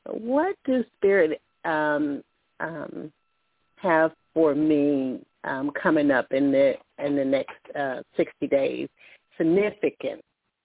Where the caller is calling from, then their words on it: Alabama, United States; calling from Alabama.